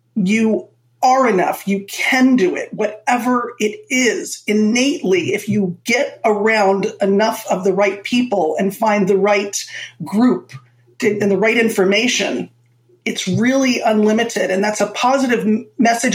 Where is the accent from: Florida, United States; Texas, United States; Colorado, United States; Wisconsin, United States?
Florida, United States; also born or lived in Manhattan, New York City; I was born in Manhattan. So I got the best of both worlds and I was raised in Florida